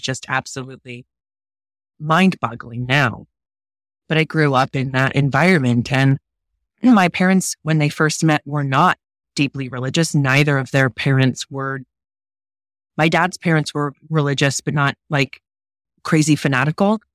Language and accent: English; United States; I'm American